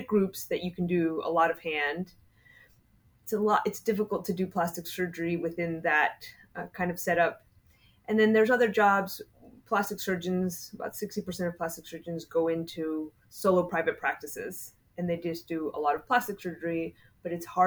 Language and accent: English; Kentucky, United States; moved away as an adult; also born or lived in Bolivia / Boston / Houston / Miami; now in Oklahoma, United States; I grew up in Kentucky.